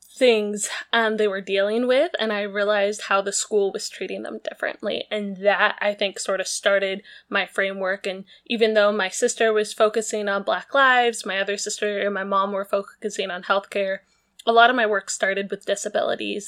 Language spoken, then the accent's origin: English; Maple Valley, Washington, United States; also born or lived in Seattle; I was born in Seattle, but from second grade on, I grew up in this small town called Maple Valley